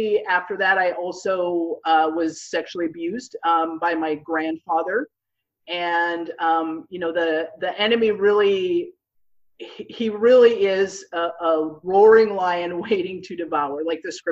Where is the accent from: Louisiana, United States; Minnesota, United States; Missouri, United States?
Minnesota, United States; moved away as an adult; now in Houston, United States; I grew up in Minnesota, and I ended up feeling the Lord